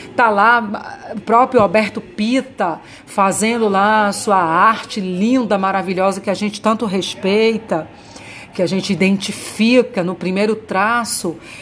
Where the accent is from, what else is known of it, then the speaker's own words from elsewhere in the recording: Bahia, Brazil; moved away; eu sou baiana